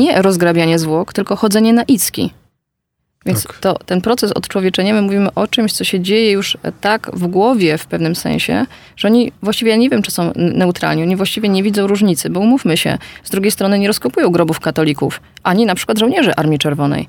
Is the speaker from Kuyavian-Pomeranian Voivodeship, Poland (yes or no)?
no; near Bełżec, Lublin Voivodeship, Poland; urodziłam się i wychowałam bardzo niedaleko tego miejsca